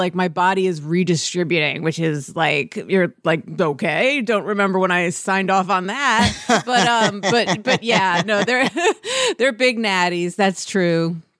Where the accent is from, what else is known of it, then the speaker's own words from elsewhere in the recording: Westchester, New York, United States; now in New York City, United States; I grew up in Westchester.